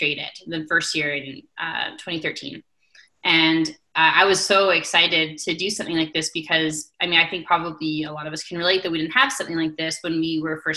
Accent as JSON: {"language": "English", "town": "Invermere", "region": "British Columbia", "country": "Canada", "tie": "born or raised there", "moved": "yes", "lives_now": "Calgary, Canada", "said": "my community hall in Invermere, BC, where I grew up in the East Kootenays of British Columbia"}